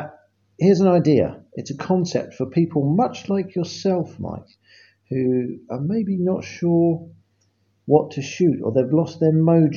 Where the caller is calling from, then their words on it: England, United Kingdom; I am calling from England, which is a part of Great Britain.